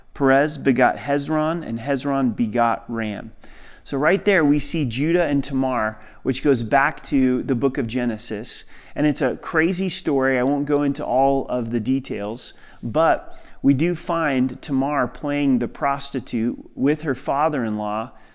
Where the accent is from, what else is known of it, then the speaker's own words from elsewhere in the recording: Southern Oregon, United States; growing up in Southern Oregon, hunting was a part of the culture